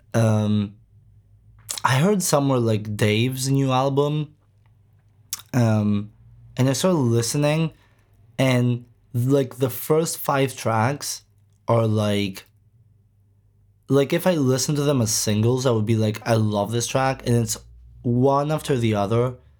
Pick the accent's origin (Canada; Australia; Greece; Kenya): Greece; we're from Greece